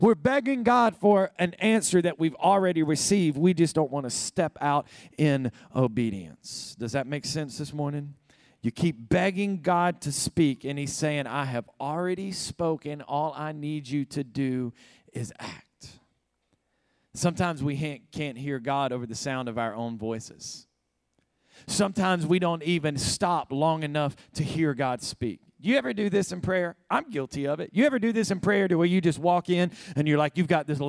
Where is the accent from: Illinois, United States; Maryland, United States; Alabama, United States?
Alabama, United States; moved away as an adult; also born or lived in Savannah, Georgia; now in California, United States; I'm a Southern boy. I was raised in Alabama.